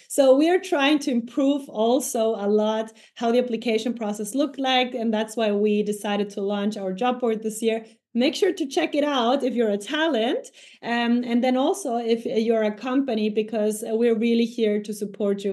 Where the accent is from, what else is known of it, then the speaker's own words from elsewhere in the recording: Ecuador; now in Germany; I come from Ecuador